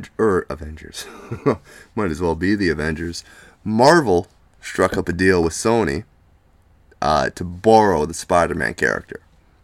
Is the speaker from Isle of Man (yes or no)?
no; Canada; I'm Canadian.